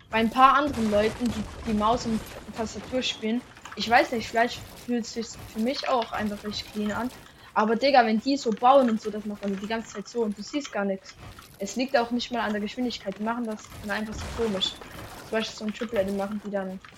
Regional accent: Switzerland; German is a second language; das ist ja nicht meine Muttersprache, so ich bin ja Schweizer.

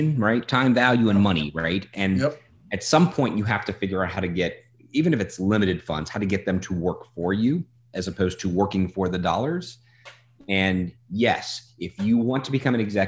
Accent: New Orleans, Louisiana, United States; moved away; I'm from New Orleans originally

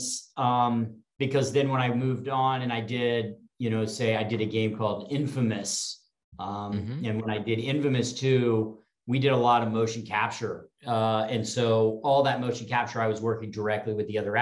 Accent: Texas, United States; I grew up in Texas

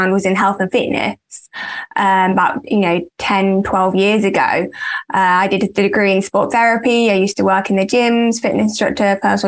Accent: Leicester, East Midlands, United Kingdom; moved away as an adult; now in Solihull, United Kingdom; I'm from Leicester. That's where I grew up.

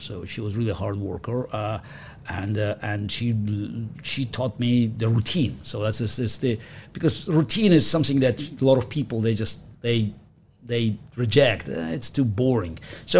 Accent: Russia; English is a second language; moved away; So I grew up in the Soviet Union, and chess was a big deal there.

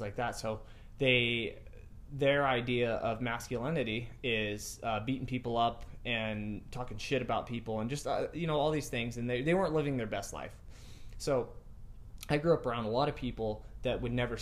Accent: Lompoc, California, United States; moved away; I was a local celebrity in my hometown

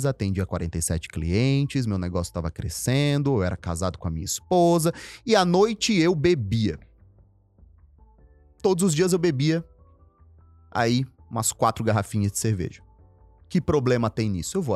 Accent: Northeast Region, Brazil; Eu tenho muitos na minha família assim. Eu vim do Nordeste.

